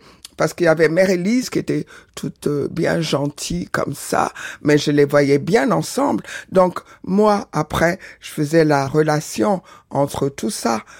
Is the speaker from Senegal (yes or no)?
yes; Senegal; also born or lived in Porto-Novo, Benin; je suis né au Bénin, à Porto Novo, grandi au Sénégal.